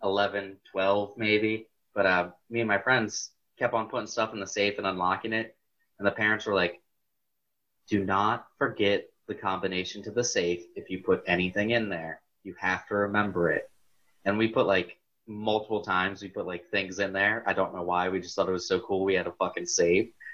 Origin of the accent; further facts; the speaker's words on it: Garrettsville, Ohio, United States; growing up in Garrettsville